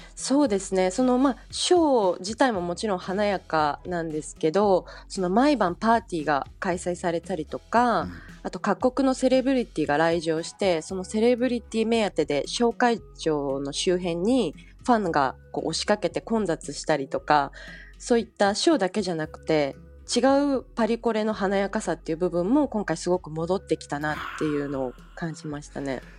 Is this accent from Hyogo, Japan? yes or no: no; Osaka, Japan; moved away as an adult; also born or lived in New York; now in Paris, France; 私は大阪出身